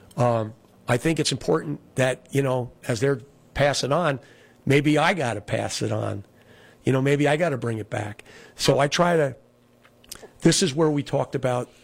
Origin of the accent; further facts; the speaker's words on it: Olive Bridge, New York, United States; also born or lived in Kingston, New York / Town of Rochester, New York; Olive Bridge, where I grew up.